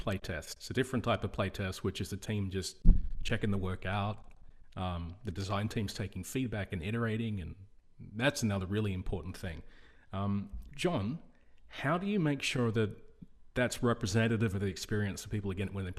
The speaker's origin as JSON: {"language": "English", "country": "Australia", "said": "I'm Australian and I agree with you."}